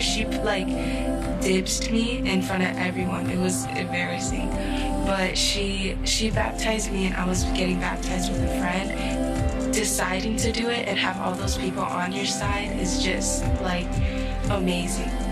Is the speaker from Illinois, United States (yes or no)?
yes; Chicago, Illinois, United States; I'm from Chicago, born and raised in Garfield Park and Humboldt Park.